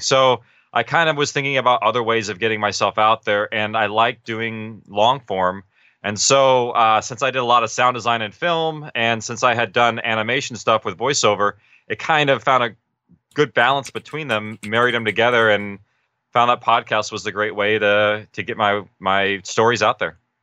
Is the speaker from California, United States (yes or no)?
yes; Orange County, California, United States; we're actually from Orange County area.